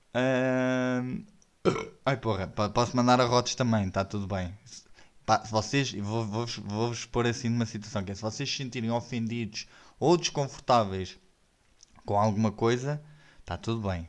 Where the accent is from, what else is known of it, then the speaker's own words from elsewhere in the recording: Odivelas, Lisbon, Portugal; eu sou nascido e criado em Odivelas